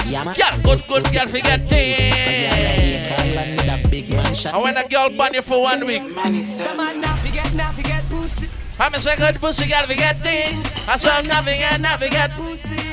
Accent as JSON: {"language": "English", "town": "Portmore", "region": "Saint Catherine", "country": "Jamaica", "said": "I'm from Portmore"}